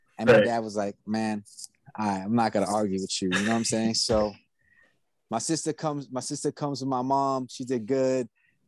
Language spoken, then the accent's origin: English; New York City, New York, United States; I was born and raised in New York, Booth Memorial Hospital, Flushing, Queens.